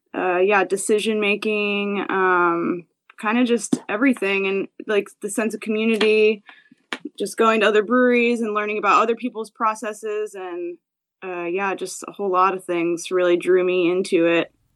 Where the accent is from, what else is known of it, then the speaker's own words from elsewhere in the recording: New Jersey, United States; moved away as an adult; also born or lived in Philadelphia / New York / Hawaii / California; now in San Diego, United States; I grew up in New Jersey, um, and I was there until I went to college in Philadelphia.